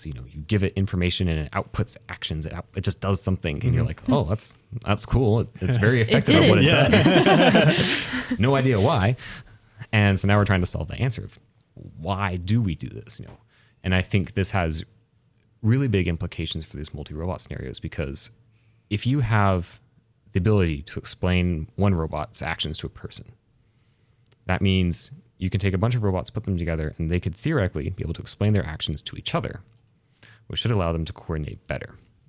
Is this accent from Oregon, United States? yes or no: yes; Baker City, Oregon, United States; So I grew up with here in Eastern Oregon, grew up in Baker City.